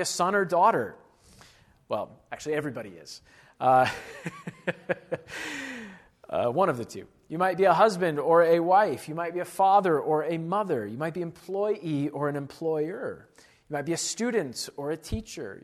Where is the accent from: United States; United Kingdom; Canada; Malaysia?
United States; as an American of Western European descent